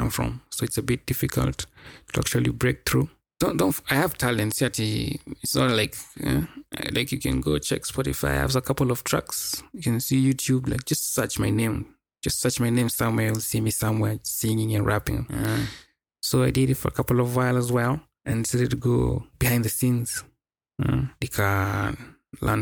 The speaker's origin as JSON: {"language": "English", "country": "Kenya", "said": "I hail from Kenya, East Africa."}